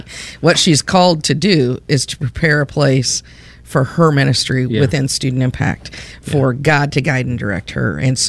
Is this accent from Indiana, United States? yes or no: yes; Indiana, United States; I sound like I'm from Indiana, which I am.